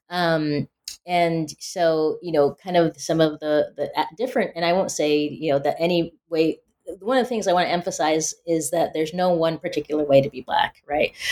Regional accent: Pacific Northwest, United States; growing up in the Pacific Northwest, uh, you know, people assume when you're black, oh, you grew up in the South or in the inner city or you're urban.

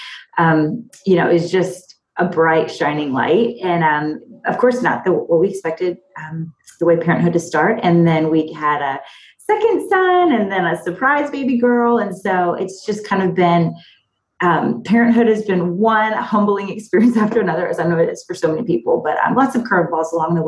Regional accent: Fairfax, Virginia, United States; moved away as an adult; also born or lived in Abilene, Texas / Raleigh, North Carolina / Nashville, Tennessee; now in Maryland, United States; I grew up in Fairfax, Virginia, actually in the Northern Virginia suburbs.

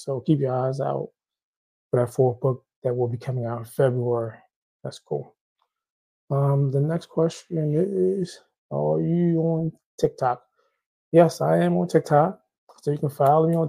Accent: Haiti; I'm Haitian. I'm from Haiti.

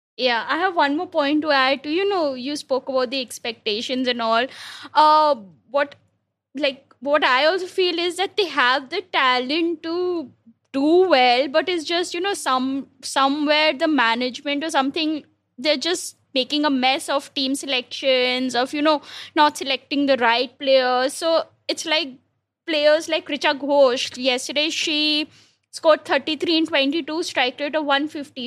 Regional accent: India; an Indian cricket fan

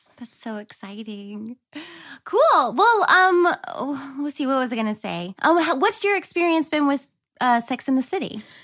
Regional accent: North Carolina, United States; moved away; also born or lived in New York; I'm from North Carolina

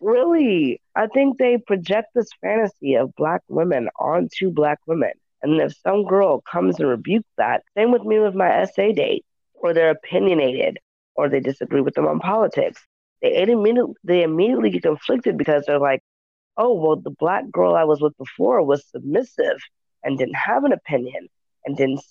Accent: the South, United States; moved away; I grew up in the South, and so it took me a moment when I got back to the South as an adult

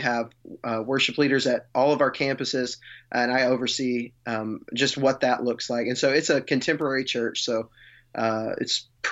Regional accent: West Texas, United States; now in Alabama, United States; Well, I guess, I'm from West Texas originally.

